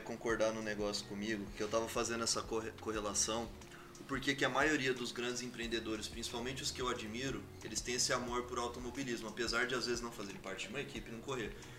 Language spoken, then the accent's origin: Portuguese; Campo Grande, Mato Grosso do Sul, Brazil; now in São Paulo, Brazil; uma cidade que eu respeito e amo de paixão, é onde tudo aconteceu, que é Campo Grande, Mato Grosso do Sul